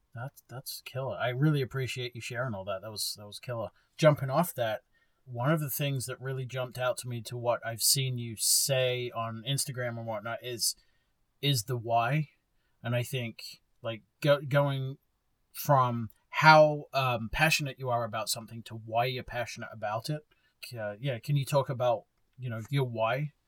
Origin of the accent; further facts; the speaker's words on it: Bexhill, South East England, United Kingdom; now in Texas, United States; my hometown of Bexhill